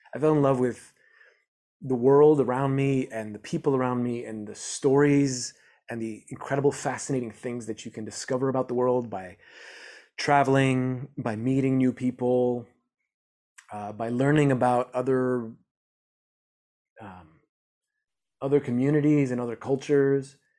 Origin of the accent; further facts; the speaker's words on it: Montreal, Quebec, Canada; I grew up in Montreal, Canada